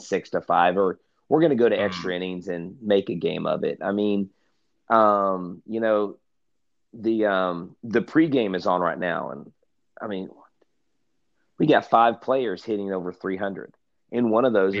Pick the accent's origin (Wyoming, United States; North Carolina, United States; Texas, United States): Texas, United States